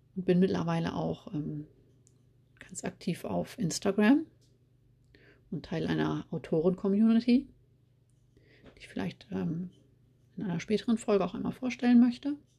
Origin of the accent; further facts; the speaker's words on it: East Frisia, Lower Saxony, Germany; now in Rhineland, Germany; bin Ende der 70er in Ostfriesland geboren und lebe aber heute im Rheinland